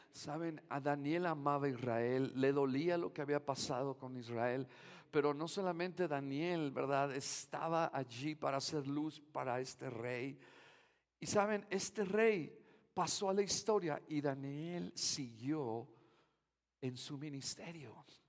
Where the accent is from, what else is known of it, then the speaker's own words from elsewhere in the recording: Mexico; como buen mexicano